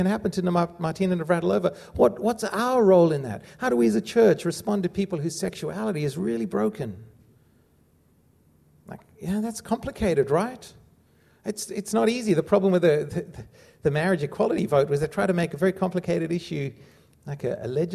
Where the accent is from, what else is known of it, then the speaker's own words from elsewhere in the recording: South Africa; growing up in South Africa